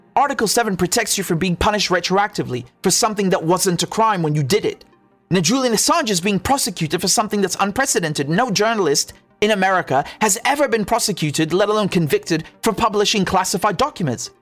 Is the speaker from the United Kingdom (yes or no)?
yes; United Kingdom; I'm a British journalist